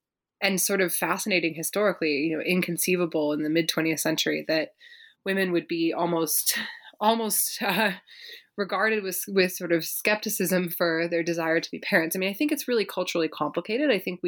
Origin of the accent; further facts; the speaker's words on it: Berkeley, California, United States; I grew up in Berkeley, California, sort of living in amidst the legacies of the 1960s and 70s.